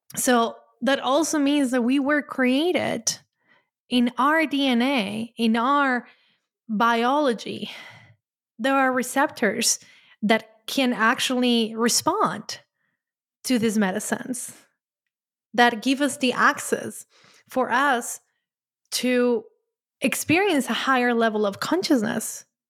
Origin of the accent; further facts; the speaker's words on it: Colombia; moved away; I'm Latin, I grew up in Colombia